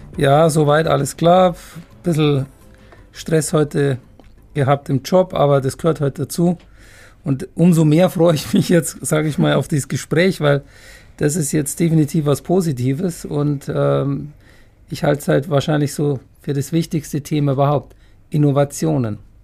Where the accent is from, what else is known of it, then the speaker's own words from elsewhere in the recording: Germany; bei uns in Deutschland